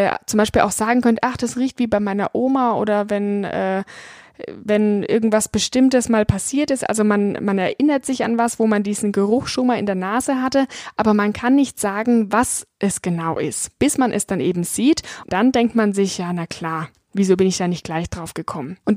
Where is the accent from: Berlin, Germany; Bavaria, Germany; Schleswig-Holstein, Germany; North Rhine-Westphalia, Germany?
Bavaria, Germany; ich komme aus dem Weinanbaugebiet Franken, war dort sogar Gebietsweinkönigin und auch deutsche Weinprinzessin